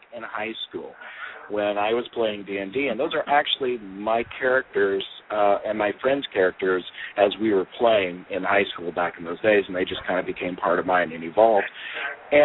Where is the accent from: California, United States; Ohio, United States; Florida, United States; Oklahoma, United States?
Oklahoma, United States; moved away as an adult; also born or lived in Muskogee, Oklahoma / Owasso, Oklahoma / Texas; now in Mesa, United States; I grew up in Oklahoma for the most part. Started off in Muskogee, Oklahoma